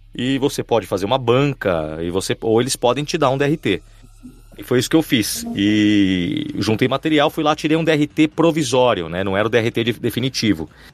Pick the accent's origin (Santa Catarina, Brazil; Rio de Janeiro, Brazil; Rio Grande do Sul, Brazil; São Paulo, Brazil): São Paulo, Brazil; eu sou de São Paulo, tenho 39 anos